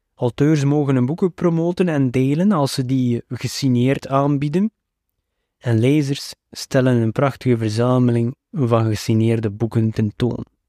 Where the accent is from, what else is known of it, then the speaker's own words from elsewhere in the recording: West Flanders, Belgium; Als West-Vlaming twijfel je altijd aan de uitspraak van alle woorden.